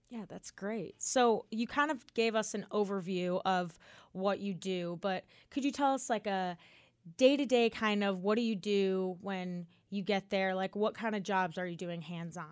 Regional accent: Chicago, Illinois, United States; now in Auburn, United States; I'm also from the north, too. I'm from Chicago

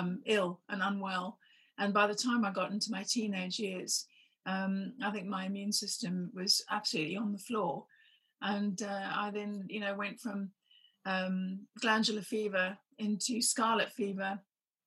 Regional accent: Zimbabwe; I was growing up in Zimbabwe

